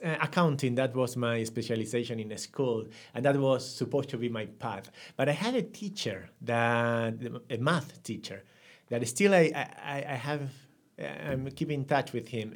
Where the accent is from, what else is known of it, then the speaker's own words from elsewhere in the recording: Buenos Aires, Argentina; English is a second language; grew up in a family of one brother, two sisters, uh, in Buenos Aires